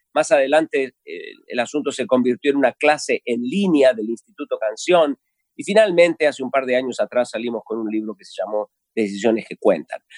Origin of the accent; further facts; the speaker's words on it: Argentina; los argentinos hablamos de los vivos